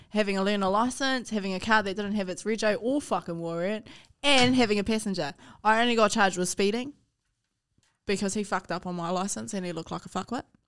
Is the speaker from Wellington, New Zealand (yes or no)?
no; Palmerston North, Manawatū-Whanganui, New Zealand; also born or lived in Hawke's Bay / Hutt; we grew up in Highbury, G. We grew up in Flexi and Highbury.